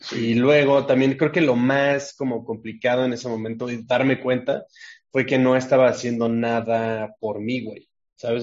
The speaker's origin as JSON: {"language": "Spanish", "region": "Mexico City", "country": "Mexico", "tie": "born or raised there", "also_born_or_lived": "Puebla", "said": "me mudé a la CDMX cuando estaba muy chico"}